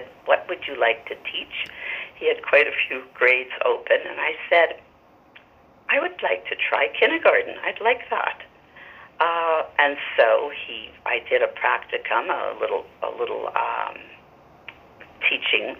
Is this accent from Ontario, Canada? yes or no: no; Montreal, Quebec, Canada; moved away as an adult; also born or lived in Toronto; now in Vancouver, Canada; I grew up in Montreal and went to teachers' college in Montreal. In my mid-20s, my husband and I moved out to Vancouver